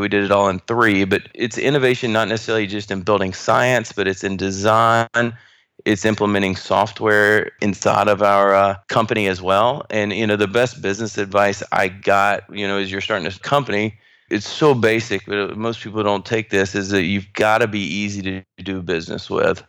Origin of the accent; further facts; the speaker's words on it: North Carolina, United States; moved away as an adult; now in Houston, United States; I grew up in North Carolina